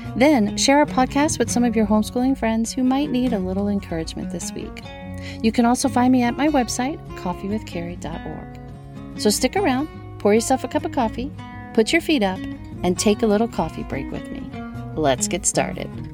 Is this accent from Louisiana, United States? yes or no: yes; New Orleans, Louisiana, United States; I'm from New Orleans